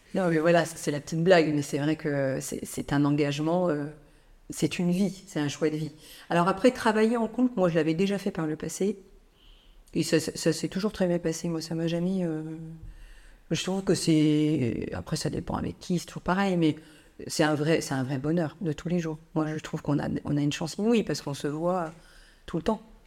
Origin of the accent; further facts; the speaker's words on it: Nantes, Pays de la Loire, France; j'ai grandi à Nantes, région nantaise, campagne